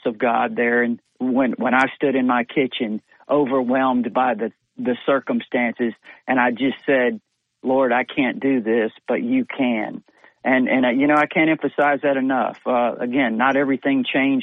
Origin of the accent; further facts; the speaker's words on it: Texas, United States; moved away; when I was a kid growing up in Texas and as an Alabama fan